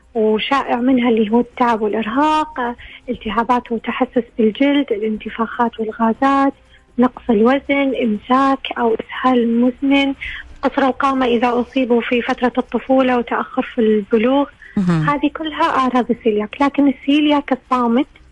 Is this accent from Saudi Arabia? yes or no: yes; Saudi Arabia; عندنا في السعودية